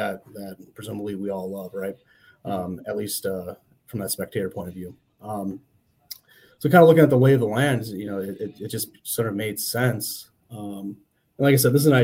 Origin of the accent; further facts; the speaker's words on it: Saint Paul, Minnesota, United States; I'm from the Twin Cities, originally from St. Paul